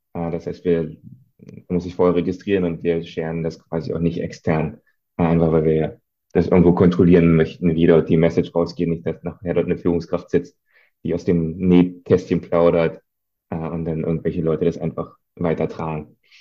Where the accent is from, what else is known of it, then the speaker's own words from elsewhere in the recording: East Germany, Germany; als Ostdeutscher